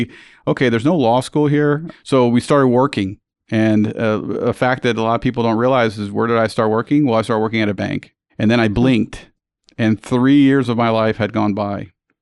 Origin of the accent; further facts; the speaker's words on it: San Juan, Puerto Rico; also born or lived in United States; originally I'm from Puerto Rico, and I think you know my story, but for your listeners, I was born and raised in San Juan